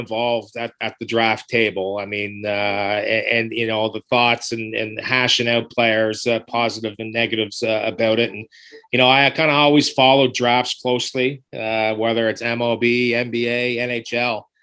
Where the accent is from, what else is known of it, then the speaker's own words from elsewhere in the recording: Wellington Centre, Prince Edward Island, Canada; growing up in Wellington Center